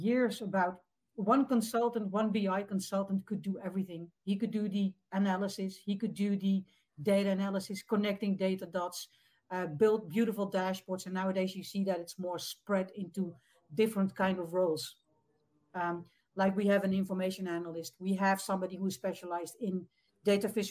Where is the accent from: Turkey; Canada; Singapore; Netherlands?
Netherlands; from the Netherlands, across the ocean, way across